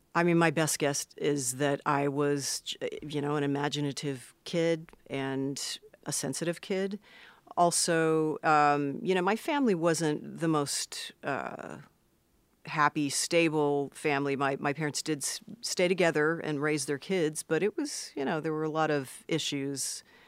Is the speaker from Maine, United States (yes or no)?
no; Los Angeles, California, United States; I was born in Los Angeles, proper